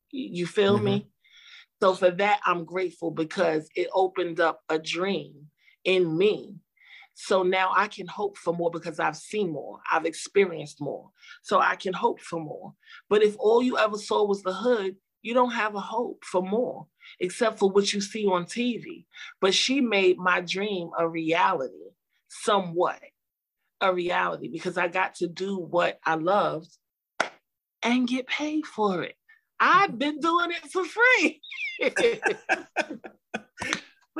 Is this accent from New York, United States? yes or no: yes; New York City, New York, United States; I'm from the hood. I grew up in Brownsville in Albany Projects